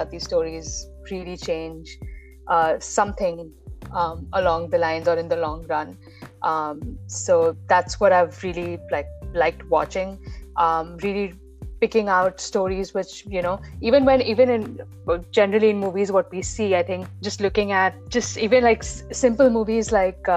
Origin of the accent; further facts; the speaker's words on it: Dubai, United Arab Emirates; I grew up in Dubai